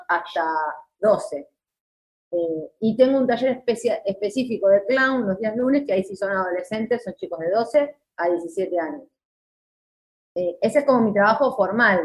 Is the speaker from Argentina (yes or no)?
yes; Moreno, Buenos Aires Province, Argentina; toda mi vida viví en Moreno